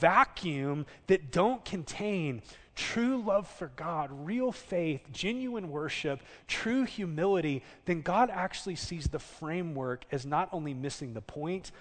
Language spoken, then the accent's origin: English; Southern California, United States; now in Oklahoma, United States; I grew up in Southern California